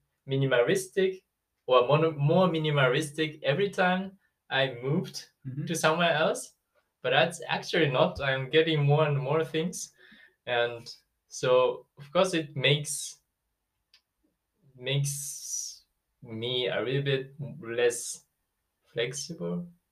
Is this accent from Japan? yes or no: yes; Japan; moved away as an adult; now in Germany; I moved from like my hometown to the city to study inside of Japan, and also I came to Germany once and then go back to Japan and move to the hometown again and came to Germany again, and I'm planning to move to France